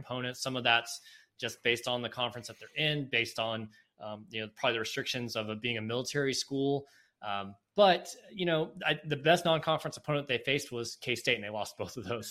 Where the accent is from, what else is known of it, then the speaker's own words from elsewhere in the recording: Raleigh, North Carolina, United States; moved away; from my home state, I grew up in the Raleigh area